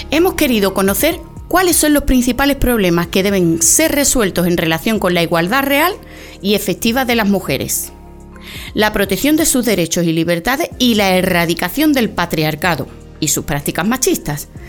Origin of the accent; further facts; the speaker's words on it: Huelva, Andalusia, Spain; periodista onubense